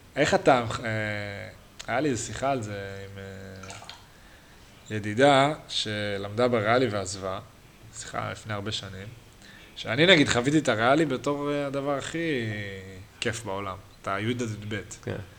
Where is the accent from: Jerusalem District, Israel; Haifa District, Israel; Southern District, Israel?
Haifa District, Israel; Haifa; moved away; אנחנו גדלנו בתור ילדים, על מגילאי שתים עשרה שלנו, פחות או יותר, עד שמונה עשרה, הפועל חיפה בוגרים בכלל לא היה